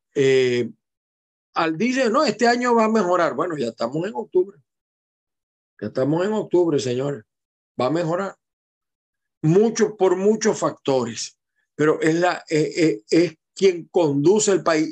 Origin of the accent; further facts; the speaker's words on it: Maracay, Aragua, Venezuela; now in Zulia, Venezuela; yo soy de Maracay, me fui hace muchísimos años de allá por razones obvias, estudios, etcétera, y me quedé en el Zulia y ahora soy más zuliano que maracayero